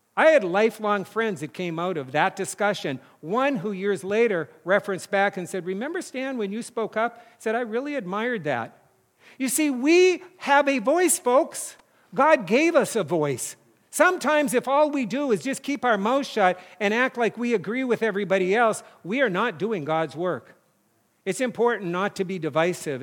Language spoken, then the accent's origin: English; North Dakota, United States; moved away; my hometown now has paved roads. It's weird 'cause it was all dirt roads when I grew up